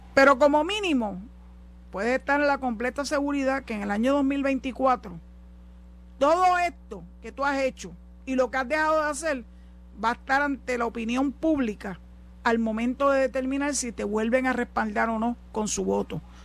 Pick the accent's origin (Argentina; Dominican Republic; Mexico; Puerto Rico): Puerto Rico; San Juan; moved away as an adult; now in Boquerón, Cabo Rojo, Puerto Rico; yo soy nacida y criada en Santurce